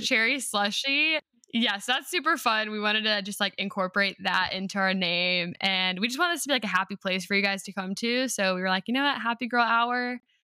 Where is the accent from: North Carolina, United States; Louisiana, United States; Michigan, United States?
North Carolina, United States; I live in North Carolina, and so I went to college in my home state